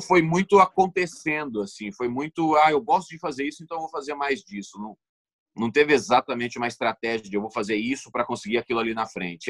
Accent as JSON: {"language": "Portuguese", "town": "Sinop", "region": "Mato Grosso", "country": "Brazil", "tie": "born or raised there", "also_born_or_lived": "Cuiabá", "said": "eu cresci é, em Cuiabá, onde eu nasci, no, no, no capital, na capital do Mato Grosso. Uhum. E depois eu fui para Sinop, que é uma cidade no interior do Mato Grosso, e foi lá que eu cresci"}